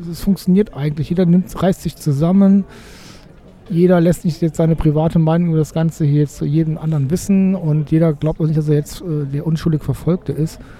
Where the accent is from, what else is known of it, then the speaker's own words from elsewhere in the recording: Cologne, North Rhine-Westphalia, Germany; bin ja auch als Kölner eher ah, ich fremde ja immer mit Hamburg wieder, ne?